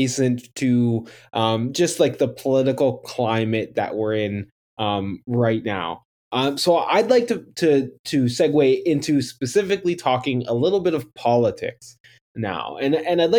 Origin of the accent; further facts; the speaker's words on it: Canada; as a Canadian